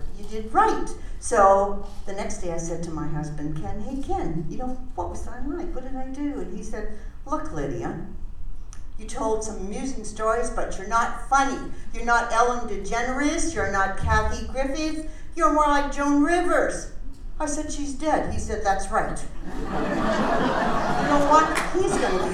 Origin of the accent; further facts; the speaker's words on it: Canada; also born or lived in Vancouver; now in Arizona, United States; I'm a Canadian.